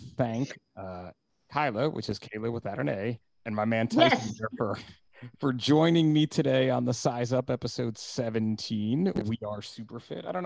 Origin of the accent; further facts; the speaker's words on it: New Jersey, United States; I'm from New Jersey